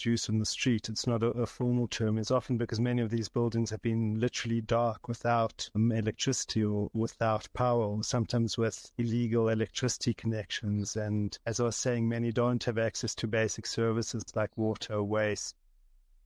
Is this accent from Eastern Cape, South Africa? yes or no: no; Johannesburg, Gauteng, South Africa; I'm from Johannesburg. I grew up in different parts of the city, in Yeovil and Kensington.